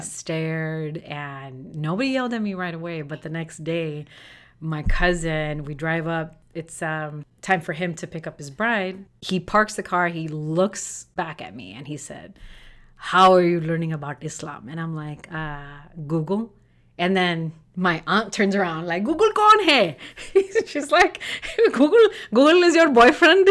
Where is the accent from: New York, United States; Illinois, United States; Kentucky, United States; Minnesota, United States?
Illinois, United States; Chicago; I was born and raised in Chicago, grew up in a Black and Puerto Rican neighborhood